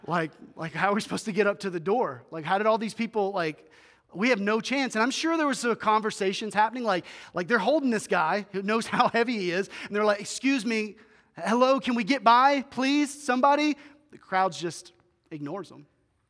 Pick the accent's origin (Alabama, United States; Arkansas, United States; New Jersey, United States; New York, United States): Arkansas, United States; Greers Ferry; They used to have a cabin when I was growing up in Greers Ferry, Arkansas.